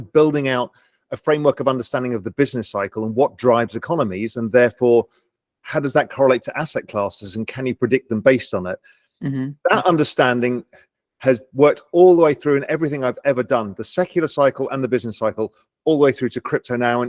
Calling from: Little Cayman, Cayman Islands

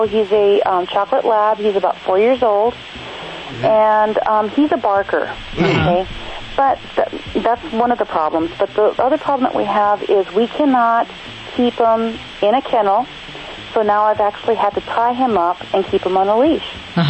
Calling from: Lake Mathews, California, United States; I'm calling from Lake Matthews, California.

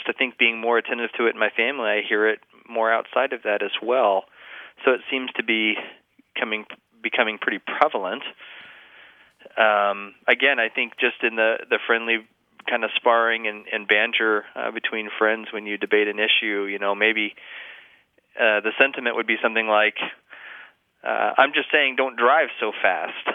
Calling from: Fairbanks, Alaska, United States; I'm calling from Fairbanks, Alaska

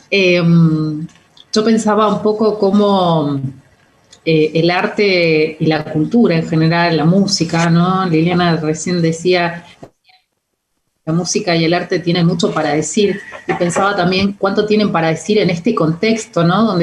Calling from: Comodoro Rivadavia, Chubut, Argentina; Bueno, acá estoy, yo soy … de LRA11, de acá de Comodoro.

